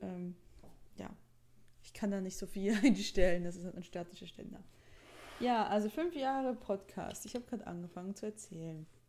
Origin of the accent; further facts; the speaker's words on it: Switzerland; accent: Swiss; moved away; weil ich ja immer aufgezogen wurde für meinen Akzent